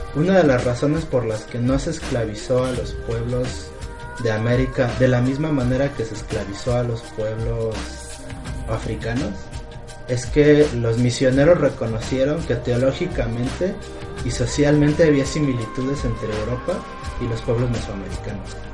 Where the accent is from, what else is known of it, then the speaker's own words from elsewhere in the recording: Mexico; los mexicanos tengamos cierta afinidad